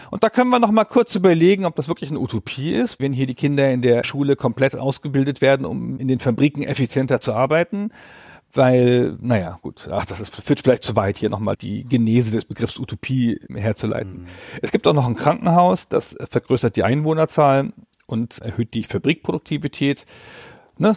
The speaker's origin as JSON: {"language": "German", "region": "Northern Germany", "country": "Germany", "said": "bei uns in Norddeutschland"}